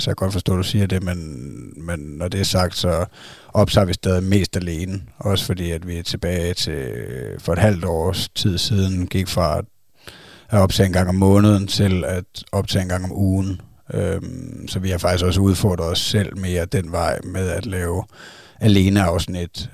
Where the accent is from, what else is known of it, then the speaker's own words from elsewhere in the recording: Zealand, Denmark; vi er fra Sjælland